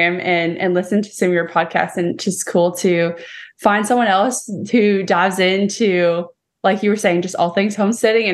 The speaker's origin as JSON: {"language": "English", "region": "California", "country": "United States", "moved": "as an adult", "lives_now": "Tennessee, United States", "said": "I'm actually from California"}